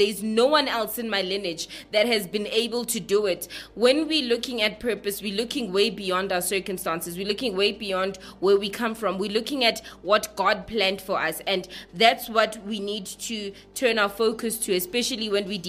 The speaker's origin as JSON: {"language": "English", "country": "South Africa", "said": "I'm from South Africa"}